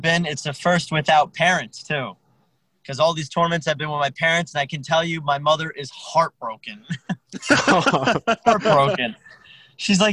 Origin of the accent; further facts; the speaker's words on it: Hackensack, New Jersey, United States; also born or lived in Middletown, New Jersey; I've born and raised here. I was born in Hackensack, New Jersey, and I've always been around the area